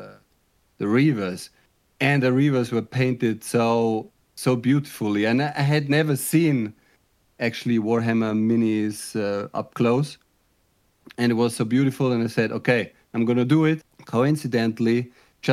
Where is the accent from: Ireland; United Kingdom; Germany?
Germany; moved away as an adult; now in Netherlands; I'm originally from Germany, but I live in the Netherlands.